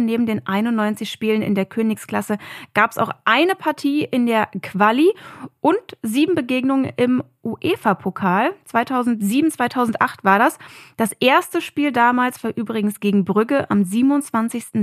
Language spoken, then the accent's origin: German; Berlin, Germany; als Berlinerin war ich natürlich sehr oft im Olympiastadion